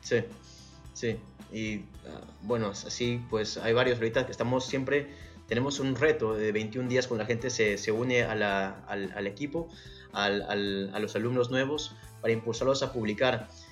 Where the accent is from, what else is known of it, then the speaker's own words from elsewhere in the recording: Peru; soy peruano